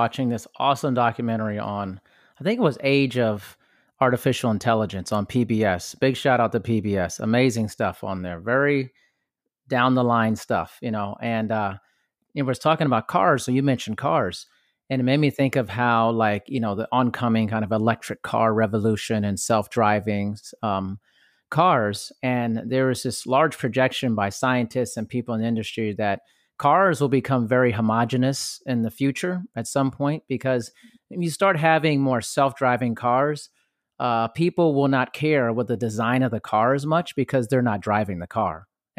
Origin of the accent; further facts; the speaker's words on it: Germany; Like I grew up partially in Europe and Germany, and you know, it took a long time for me to travel back.